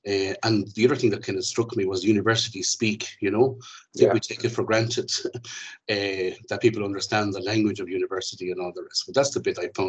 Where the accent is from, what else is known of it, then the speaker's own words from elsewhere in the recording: Portlaoise, Leinster, Ireland; It was closer to my hometown of Portlaoise